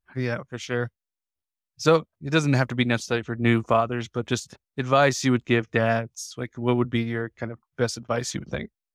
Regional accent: Indianapolis, Indiana, United States; when we were a kid growing up in Indiana, I grew up just on the east side of Indy

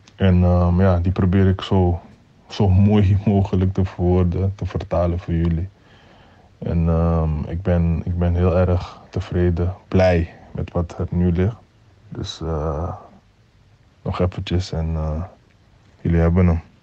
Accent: Amsterdam, North Holland, Netherlands; waar ik vandaan kom en dat is de Belmer. Dat zijn situaties die ik zelf heb meegemaakt tijdens mijn jaren daar

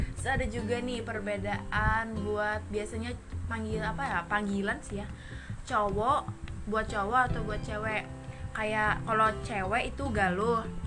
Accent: Banjar, South Kalimantan, Indonesia; first language Indonesian; kami kami orang Banjar sini

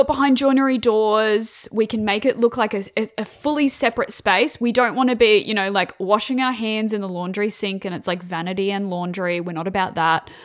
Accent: Queensland, Australia; I'm Queenslander

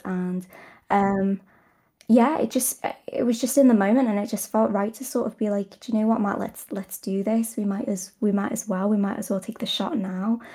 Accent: United Kingdom; I'm British

